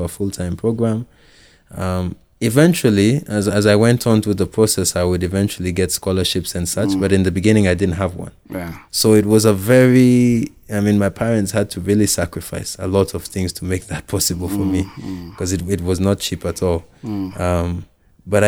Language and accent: English; Nairobi, Kenya; I grew up here in Nairobi.